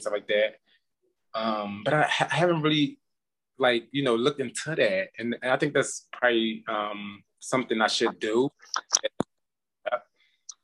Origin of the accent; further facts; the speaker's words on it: Philadelphia, Pennsylvania, United States; now in Las Vegas, United States; I'm from Philadelphia, Pennsylvania.